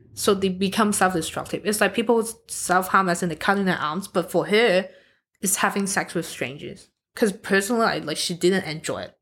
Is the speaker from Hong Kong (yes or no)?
yes; Hong Kong; now in Australia; I'm from Hong Kong